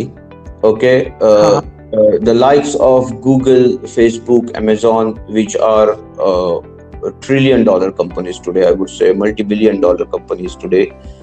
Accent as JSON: {"language": "English", "town": "Pune", "region": "Maharashtra", "country": "India", "moved": "yes", "said": "My parents stay in Pune. I'm originally from Pune"}